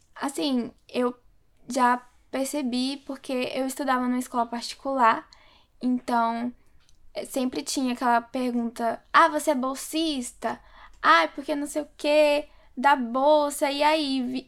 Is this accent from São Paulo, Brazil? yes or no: no; Simões Filho, Bahia, Brazil; moved away; eu nasci na Bahia, eu morava em Simões Filho, é uma cidade que fica do lado de Salvador